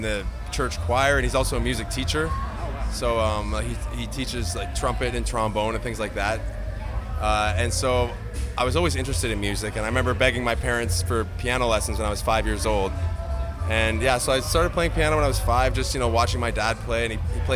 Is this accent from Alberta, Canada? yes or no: no; Montreal, Quebec, Canada; We're from Montreal.